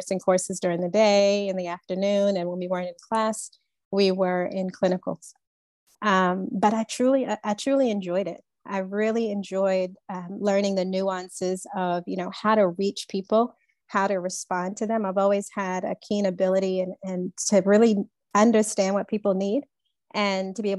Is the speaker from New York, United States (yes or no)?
yes; Long Island, New York, United States; I grew up on Long Island